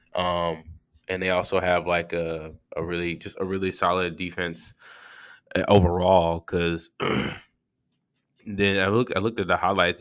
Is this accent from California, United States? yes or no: no; Georgia, United States; I'm from Georgia